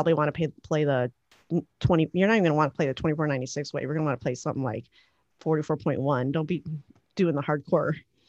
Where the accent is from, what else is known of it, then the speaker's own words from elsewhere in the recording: Chicago, Illinois, United States; well, I'm from Chicago and I want to go to the beach right now.